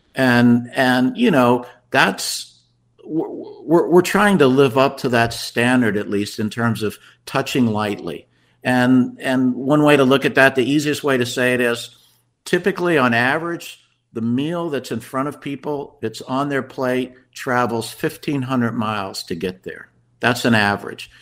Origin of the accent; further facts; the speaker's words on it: Washington, District of Columbia, United States; moved away as an adult; also born or lived in Chapel Hill, North Carolina; now in Asheville, United States; I grew up in the Washington, D.C. area